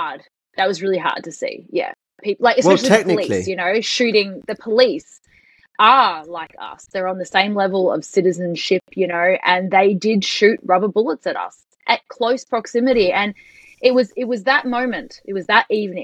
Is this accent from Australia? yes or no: yes; Australia